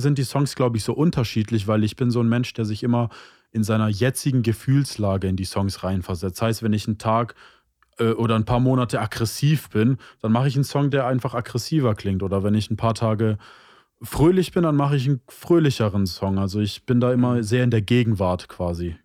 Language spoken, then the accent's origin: German; Stuttgart, Baden-Württemberg, Germany; bin 25 Jahre alt und komme aus Stuttgart